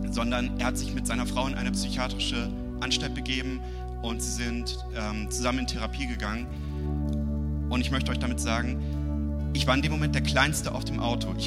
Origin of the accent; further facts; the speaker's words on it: Uelzen, Lower Saxony, Germany; ich komme aus Uelzen. In Uelzen habe ich meinen Traumjob wahrgemacht.